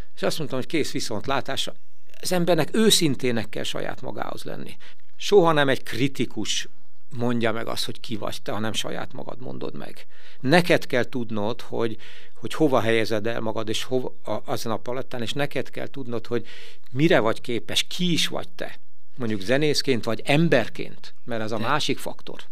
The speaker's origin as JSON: {"language": "Hungarian", "town": "Veszprém", "region": "Veszprém County", "country": "Hungary", "tie": "born or raised there", "said": "itt a saját szülővárosomban"}